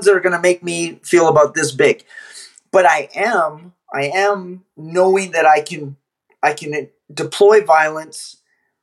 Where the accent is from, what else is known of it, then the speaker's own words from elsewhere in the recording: Canada; I'm Canadian